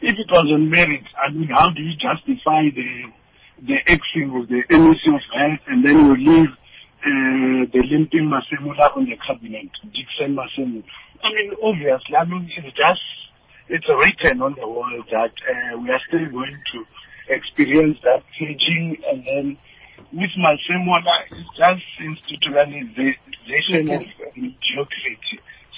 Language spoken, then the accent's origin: English; Limpopo, South Africa; now in Pretoria, South Africa; I'm calling from Pretoria, but I'm from that province, the Eden of Africa, Limpopo.